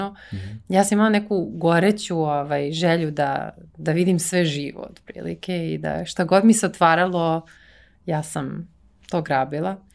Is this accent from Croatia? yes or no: no; Serbia; moved away as an adult; also born or lived in Netherlands; nikad nisam razmišljala o tome kao ja sam iz Srbije i kao kako će to ljudi da vide.